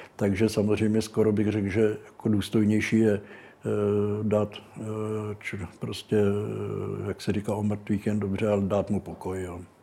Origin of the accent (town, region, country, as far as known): Brno, South Moravian Region, Czechia; born or raised there